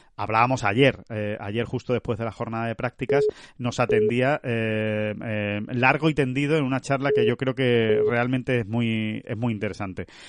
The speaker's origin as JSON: {"language": "Spanish", "country": "Spain", "said": "ya estamos aquí en, nuestra tierra, en España"}